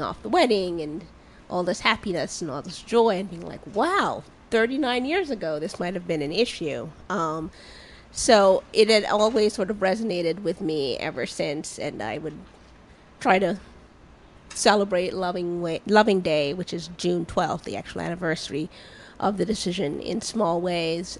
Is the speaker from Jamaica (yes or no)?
yes; Jamaica; moved away; I grew up in Jamaica